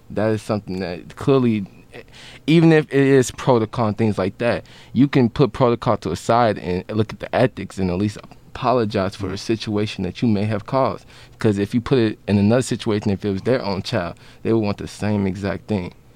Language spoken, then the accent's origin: English; Chicago, Illinois, United States; I, I come from Chicago